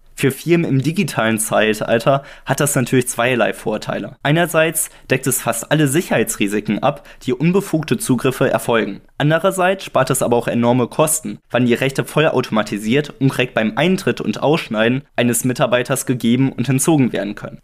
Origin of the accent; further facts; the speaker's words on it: Germany; für uns als Deutsche